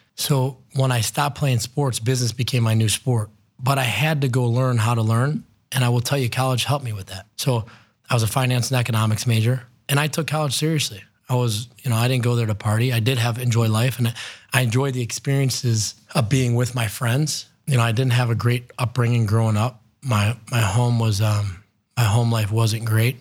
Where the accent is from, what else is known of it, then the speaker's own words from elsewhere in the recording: North Olmsted, Ohio, United States; also born or lived in Lakewood, Ohio / Cleveland, Ohio; I grew up in Cleveland, was born in Lakewood, grew up in North Olmsted